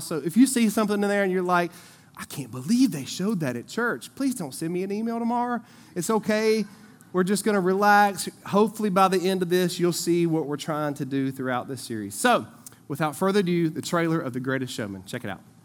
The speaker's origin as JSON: {"language": "English", "town": "Eden", "region": "North Carolina", "country": "United States", "tie": "born or raised there", "said": "I grew up over in Eden"}